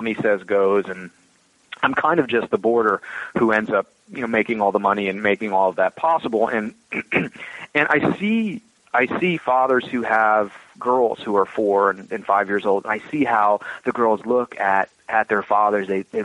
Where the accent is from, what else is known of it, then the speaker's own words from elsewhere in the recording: New Jersey, United States; as a Jersey boy